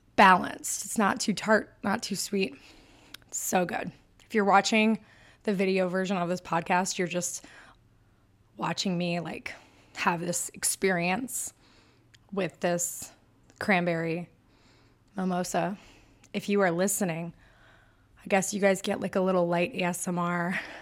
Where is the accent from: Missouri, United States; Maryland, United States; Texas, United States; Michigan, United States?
Michigan, United States; accent: super northern; I'm from Michigan, if you can't tell by my super northern accent.